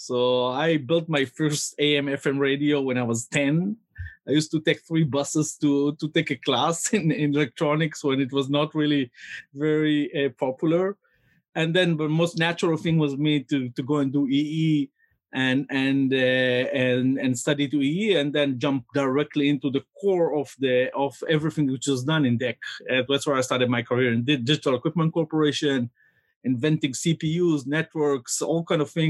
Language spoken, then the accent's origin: English; Jerusalem, Jerusalem District, Israel; now in San Francisco, United States; I was born in Jerusalem, Israel. And I'm ninth generation in Jerusalem